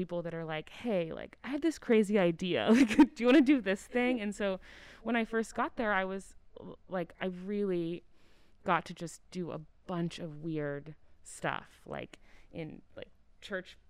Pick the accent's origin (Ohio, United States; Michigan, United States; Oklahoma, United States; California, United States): Oklahoma, United States; Oklahoma City; I grew up in Oklahoma, in Oklahoma City.